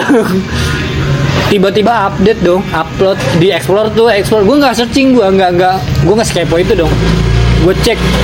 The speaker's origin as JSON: {"language": "Indonesian", "region": "East Java", "country": "Indonesia", "also_born_or_lived": "Setu, Bekasi", "moved": "yes", "lives_now": "Bekasi, Indonesia", "said": "gue juga orang Jawa Timur"}